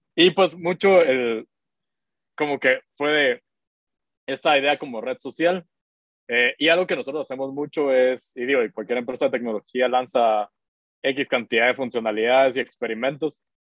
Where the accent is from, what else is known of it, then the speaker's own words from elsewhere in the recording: Guatemala; yo soy de Guatemala, tengo 31 años.